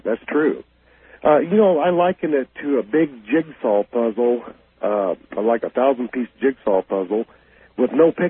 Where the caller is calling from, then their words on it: Kansas City, Missouri, United States; I am calling from Kansas City.